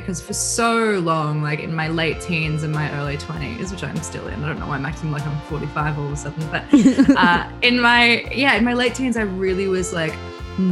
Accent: Bathurst, New South Wales, Australia; Bathurst, which is just like, it's my hometown as well. So I was born there, grew up there

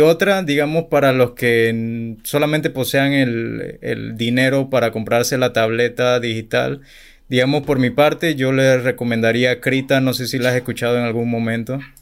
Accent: Chiriquí, Panama; Yo no soy de la capital, yo soy de Chiriquí

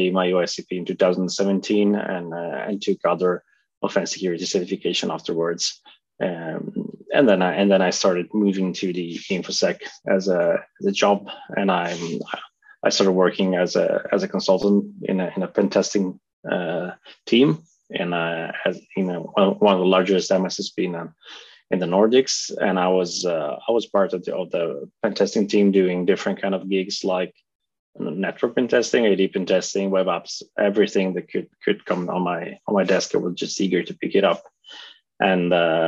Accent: Italy; moved away as an adult; now in Norway; I'm originally from Italy. I moved to Norway about 10 years ago.

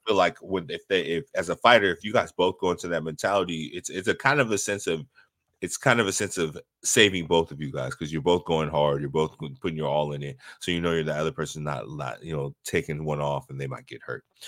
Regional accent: Bay Area, California, United States; I grew up in the Bay Area as somebody that was a hustler

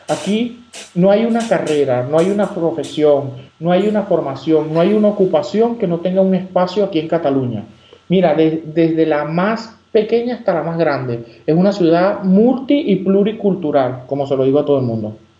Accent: Margarita Island, Nueva Esparta, Venezuela; moved away; yo soy de Oriente, soy de la isla de Margarita

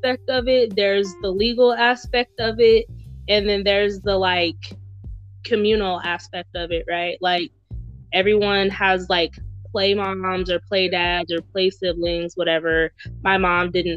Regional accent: the South, United States; growing up in the South with family, which is where I'm from

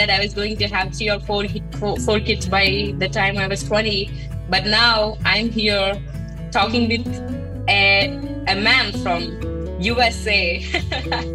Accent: Andhra Pradesh, India; I'm from coastal state. It's called Andhra Pradesh, and I live in a small village in the coastal region of Andhra Pradesh.

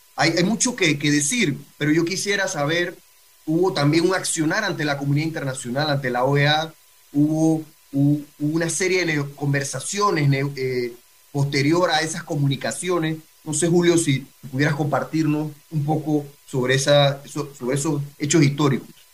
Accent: Panama

